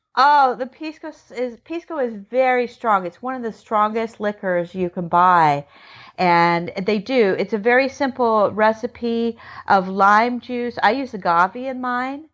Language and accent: English; United States; I'm American. I, I I, on my family's many generations here